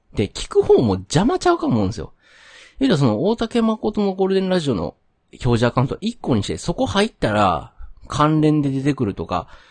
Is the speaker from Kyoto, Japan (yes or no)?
yes; Kyoto, Japan; also born or lived in Nara; now in Kobe, Japan; 生まれも育ちもまあ京都で、まあずっと関西におって